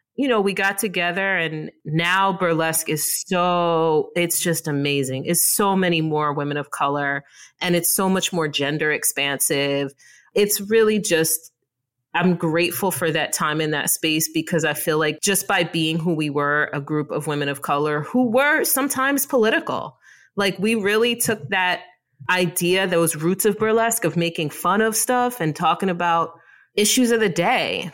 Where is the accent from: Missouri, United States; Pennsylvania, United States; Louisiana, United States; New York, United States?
New York, United States; Mount Vernon; I grew up in Mount Vernon, New York, better known as Money Urn in Mount Vernon